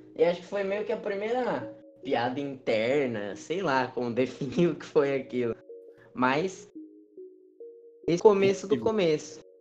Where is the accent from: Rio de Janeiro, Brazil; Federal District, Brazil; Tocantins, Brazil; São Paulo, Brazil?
São Paulo, Brazil; Jundiaí; a gente é aqui de Jundiaí